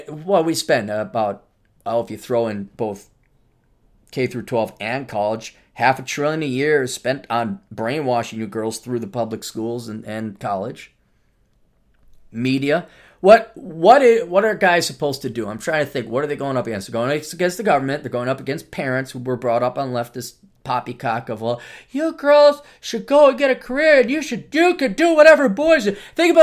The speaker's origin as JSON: {"language": "English", "town": "Detroit", "region": "Michigan", "country": "United States", "tie": "born or raised there", "said": "I did not use my youth and beauty to marry some of the great guys I grew up with in Detroit."}